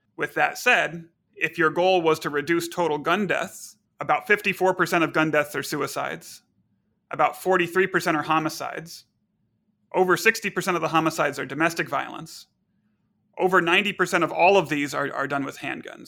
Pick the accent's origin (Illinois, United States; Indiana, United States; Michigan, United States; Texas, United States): Texas, United States; now in Chicago, United States; I grew up in Texas